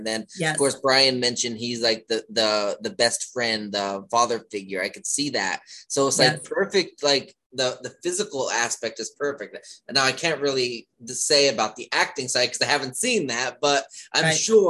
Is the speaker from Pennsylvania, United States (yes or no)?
yes; Pennsylvania, United States; now in DMV area, United States; I'm originally from Pennsylvania, and when I came to the DMV area